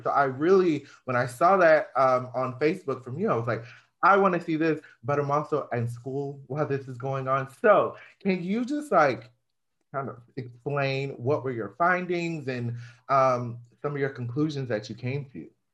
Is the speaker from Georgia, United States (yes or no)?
yes; Georgia, United States; now in Florida, United States; I'm from Georgia